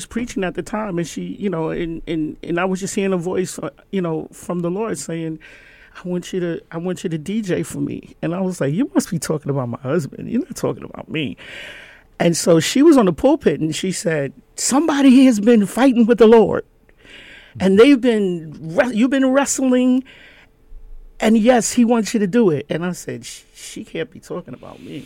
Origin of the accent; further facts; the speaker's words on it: New York City, New York, United States; also born or lived in Rhinebeck, New York / Bethlehem, Pennsylvania; I grew up in Gun Hill, I my mom sent me to private school